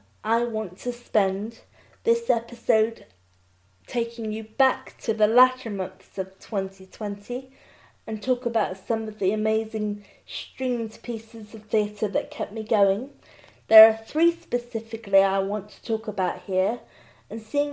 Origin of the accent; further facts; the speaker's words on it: Bristol, South West England, United Kingdom; My hometown of Bristol